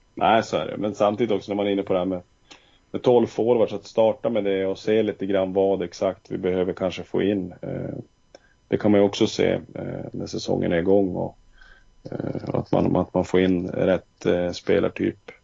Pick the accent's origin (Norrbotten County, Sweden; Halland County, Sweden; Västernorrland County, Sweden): Norrbotten County, Sweden; Luleå; moved away as an adult; now in Örnsköldsvik, Sweden; jag kommer från Luleå